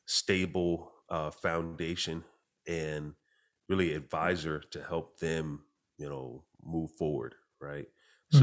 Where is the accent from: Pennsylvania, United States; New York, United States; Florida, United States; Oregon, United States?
New York, United States; Clinton Corners; So I grew up in a small town, population between 2,000, 4,000 people. It's an area that to this day has no stoplights at all. It's a small town called Clinton Corners in New York